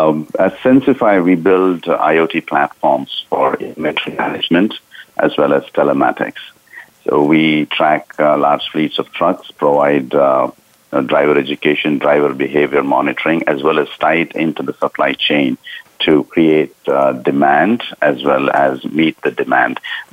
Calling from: Southern California, United States; I'm calling in today from Southern California.

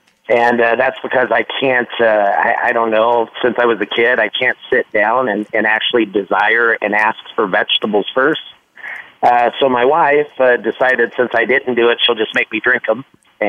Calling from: Scottsdale, Arizona, United States; I'm in Scottsdale, Arizona, and it's about 8:30.

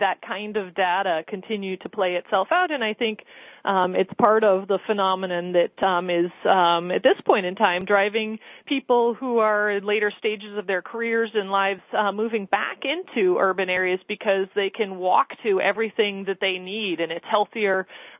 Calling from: Boston, Massachusetts, United States; I'm calling from the offices of Conservation Law Foundation in Boston in downtown Crossing neighborhood.

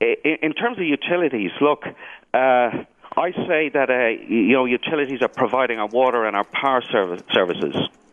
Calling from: Dublin, Leinster, Ireland; Dublin, Ireland.

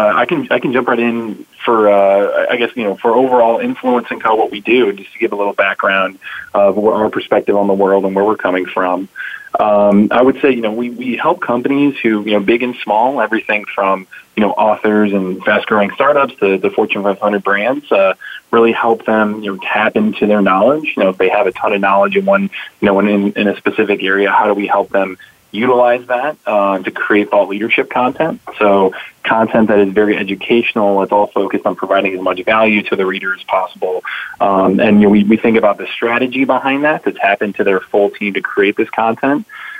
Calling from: St. Louis, Missouri, United States; I'm calling from St. Louis, Missouri today.

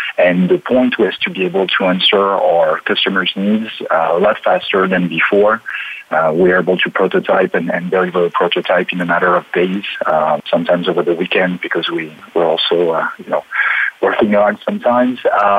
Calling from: Paris, Île-de-France, France; So I'm calling from Paris in France. I've been working in Paris since I graduated, and I'm still there.

